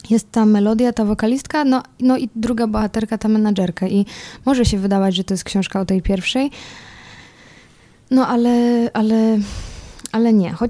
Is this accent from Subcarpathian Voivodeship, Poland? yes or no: no; Czeladź, Silesian Voivodeship, Poland; also born or lived in Sosnowiec; ja się wychowałam jakby co w Czeladzi i tak szczerze mówiąc, to więcej lat spędziłam w, w Czeladzi. To jest, y, to jest też obok Sosnowca, no i to jest mniejsza miejscowość.